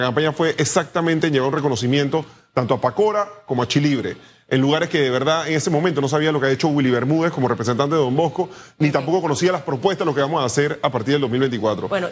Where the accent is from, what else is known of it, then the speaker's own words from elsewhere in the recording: Panama; yo creo que somos panameños